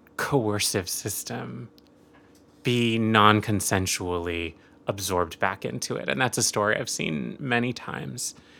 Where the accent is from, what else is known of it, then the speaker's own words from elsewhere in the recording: rural Oregon, United States; I grew up Catholic and Jewish, um, and Asian in rural Oregon